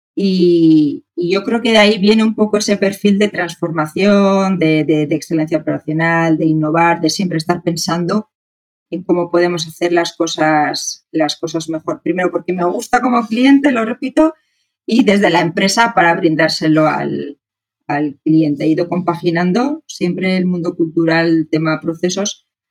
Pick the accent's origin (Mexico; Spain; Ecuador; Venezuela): Spain; moved away as an adult; also born or lived in Santiago, Chile; soy, soy española